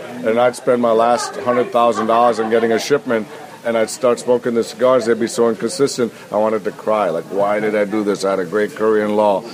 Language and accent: English; Green Bay, Wisconsin, United States; moved away; I grew up in Green Bay, Wisconsin, where the other great football team is